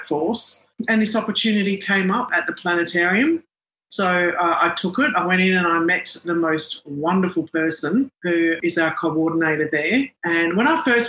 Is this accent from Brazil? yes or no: no; Adelaide, South Australia, Australia; first language Arabic; also born or lived in Melbourne, Victoria / Lebanon (ancestry); I was born in Melbourne. I was born in Fitzroy, and then we lived in Lygon Street in Carlton. And then my parents moved to Adelaide. We went to down near Port Noarlunga and Morphavale, down south of Adelaide